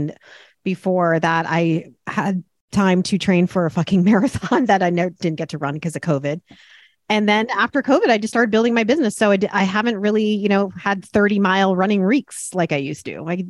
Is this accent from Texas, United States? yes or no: no; Connecticut, United States; Connecticut, yeah.